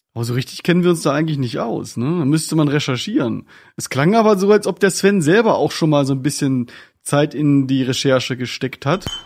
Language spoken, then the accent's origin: German; Northern Germany, Germany; wir als Norddeutsche